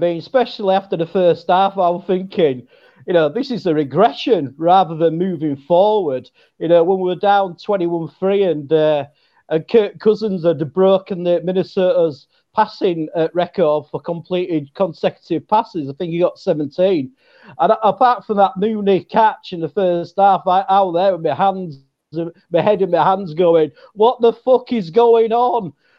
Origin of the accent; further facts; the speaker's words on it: England, United Kingdom; Well, we are sort of known as being intelligent people as English, sort of.